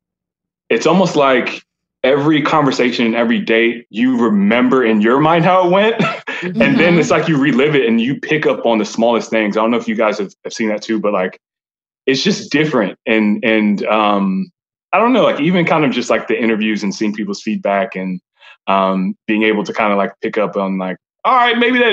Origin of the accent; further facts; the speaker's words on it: Allen, Texas, United States; I'm from Allen, Texas